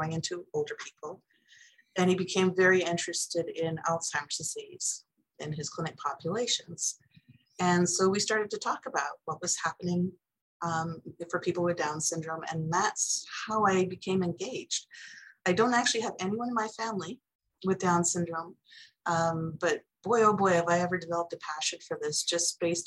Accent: Toronto, Ontario, Canada; moved away as an adult; now in Irvine, United States; I grew up in Toronto, so mm-hmm. I'm a Canadian like you.

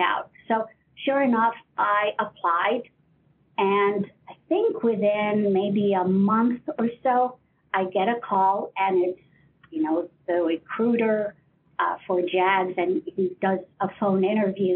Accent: Ohio, United States; moved away; I'm originally from Ohio

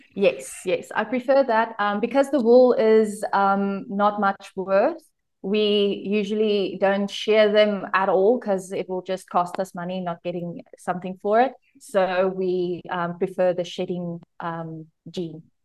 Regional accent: Pretoria, Gauteng, South Africa; moved away as an adult; now in Limpopo, South Africa; I was born in Pretoria. I was a city girl, and then I started studying at University of Pretoria.

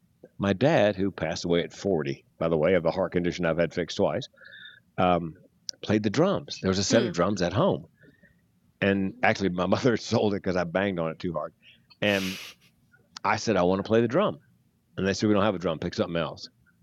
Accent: North Carolina, United States; North Carolina.

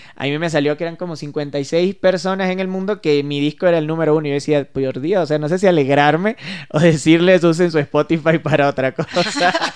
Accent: Venezuela; yo soy venezolano

